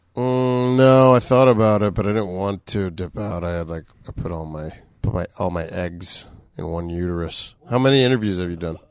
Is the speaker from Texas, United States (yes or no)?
no; Boca Raton, Florida, United States; moved away; growing up in Florida, being very bored